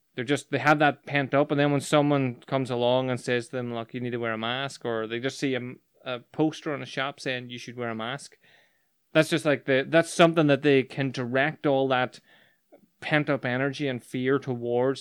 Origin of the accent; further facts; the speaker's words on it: Northern Ireland, United Kingdom; growing up in Northern Ireland